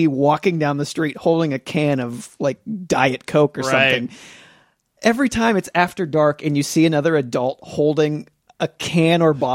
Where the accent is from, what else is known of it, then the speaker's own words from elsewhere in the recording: Nebraska, United States; I'm from Nebraska